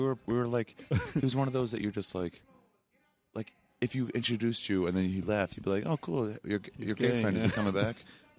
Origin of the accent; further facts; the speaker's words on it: North Carolina, United States; also born or lived in Maryland; now in New York, United States; I was born in New York, but that was okay. 2 months. So I was raised in North Carolina and Maryland.